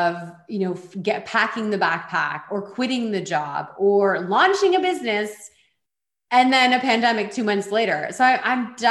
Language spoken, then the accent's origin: English; Canada; also born or lived in Switzerland; I'm from Canada